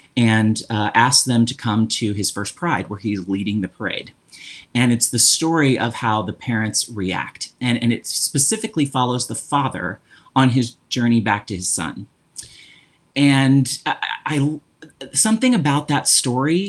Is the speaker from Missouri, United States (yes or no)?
yes; Jefferson City, Missouri, United States; now in St. Louis, United States; I live in St. Louis, but I grew up in Jefferson City, Missouri